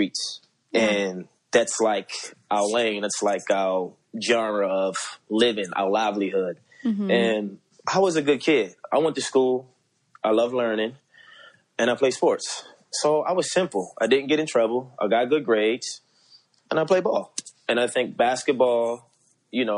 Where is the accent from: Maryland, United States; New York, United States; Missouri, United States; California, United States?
Maryland, United States; Baltimore; growing up in Baltimore